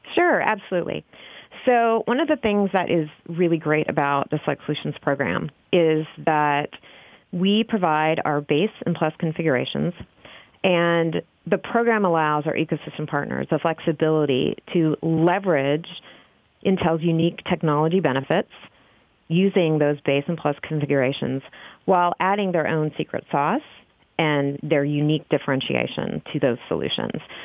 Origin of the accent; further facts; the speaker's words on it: Texas, United States; now in Oregon, United States; I am originally from Texas, and we are up here now in Oregon